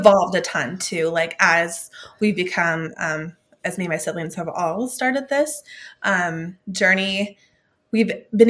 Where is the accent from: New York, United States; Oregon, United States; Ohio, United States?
Oregon, United States; Klamath Falls; born there; Well, I was born in Klamath Falls, Oregon. So small town. I grew up in a Christian household.